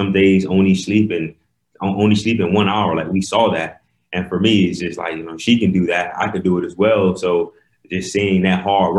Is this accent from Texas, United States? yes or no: no; Miami, Florida, United States; we grew up in Miami, Florida, but not that part that you see on TV, well, on First 48, yeah. but we grew up in the hood in Miami.